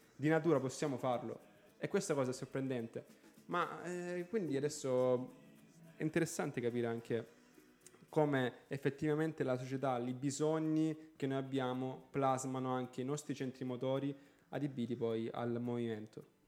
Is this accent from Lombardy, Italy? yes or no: no; Galatina, Apulia, Italy; io sono di Galatina